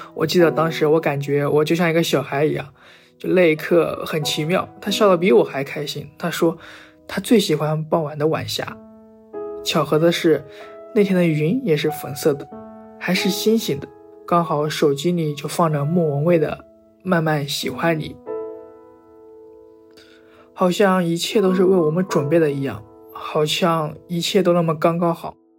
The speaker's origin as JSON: {"language": "Chinese", "town": "Dalian", "region": "Liaoning", "country": "China", "said": "我来自辽宁省大连市，现在二十二岁"}